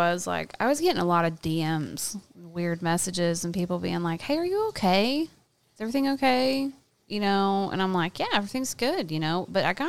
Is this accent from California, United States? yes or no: yes; California, United States; And I talked about growing up in California.